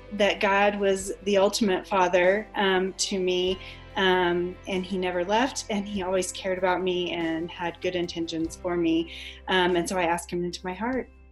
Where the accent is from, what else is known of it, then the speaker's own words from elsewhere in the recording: Hawaii, United States; I was born in Hawaii, and I went to a Buddhist preschool